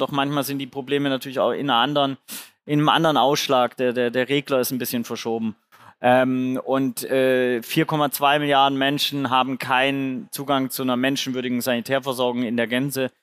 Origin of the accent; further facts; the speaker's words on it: Swabia, Germany; ich bin beim Genpool Lotterie im Schwabenländle geboren